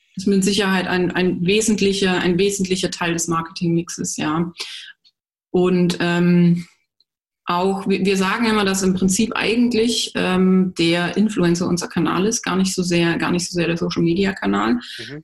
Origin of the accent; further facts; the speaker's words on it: Germany; bei uns in Deutschland